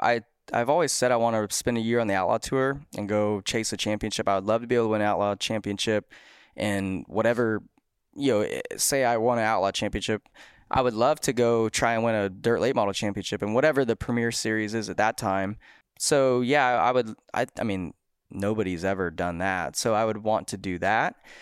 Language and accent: English; United States; I'm thirty and I'm American